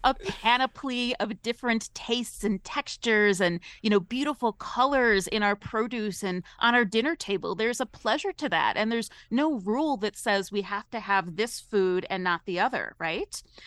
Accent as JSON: {"language": "English", "region": "Ohio", "country": "United States", "said": "I'm from Ohio originally."}